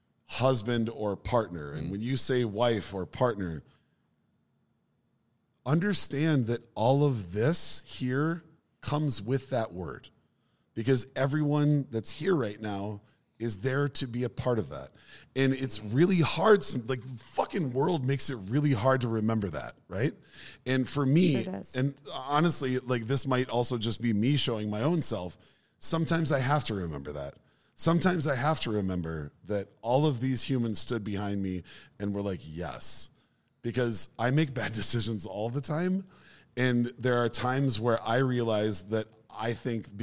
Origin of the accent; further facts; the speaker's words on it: Minneapolis, Minnesota, United States; South Minneapolis.